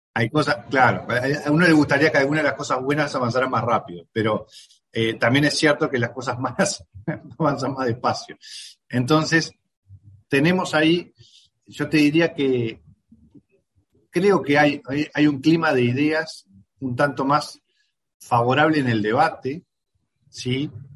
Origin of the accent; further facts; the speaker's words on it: Uruguay; los uruguayos atravesamos la pandemia